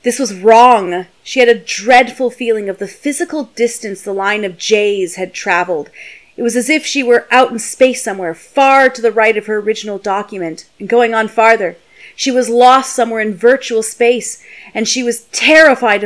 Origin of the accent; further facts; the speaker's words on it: Canada; We are both Canadian